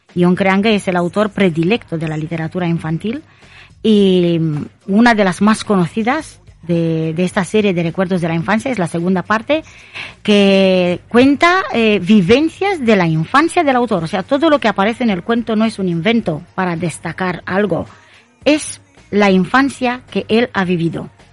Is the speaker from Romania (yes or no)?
yes; Romania; now in Spain; soy eh, de origen rumana